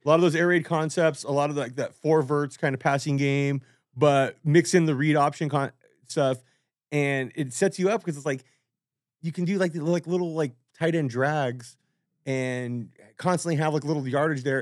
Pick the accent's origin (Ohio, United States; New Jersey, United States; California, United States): California, United States; Whittier; where I grew up in Whittier